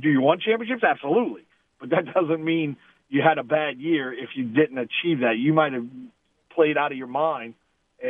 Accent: Louisiana, United States; This is where I grew up. I'm from Louisiana

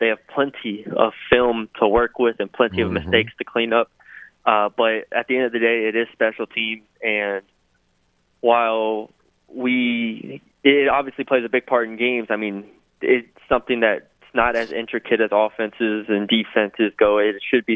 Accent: Texas, United States; I'm from Texas

